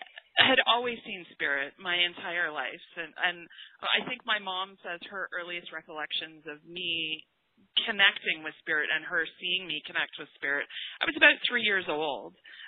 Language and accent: English; England, United Kingdom; I am from England. My whole entire family is over in England.